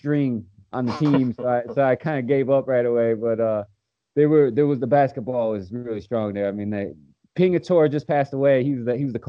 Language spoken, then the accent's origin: English; Chicago, Illinois, United States; growing up in Chicago